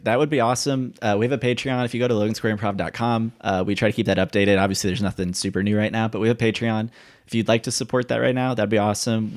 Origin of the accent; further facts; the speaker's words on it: Indiana, United States; I'm from Indiana